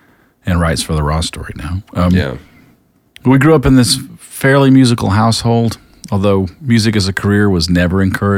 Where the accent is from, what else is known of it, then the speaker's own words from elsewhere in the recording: Columbus, Georgia, United States; also born or lived in North Carolina / Athens, Georgia; Well, I grew up in South Central Georgia in Columbus, Georgia.